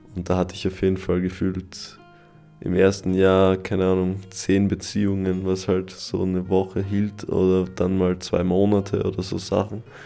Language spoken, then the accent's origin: German; Styria, Austria; also born or lived in Carinthia; ich als Steirer